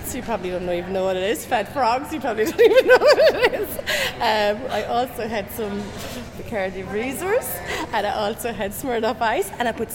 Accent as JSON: {"language": "English", "area": "Tipperary", "region": "Munster", "country": "Ireland", "said": "I'm from Tipperary."}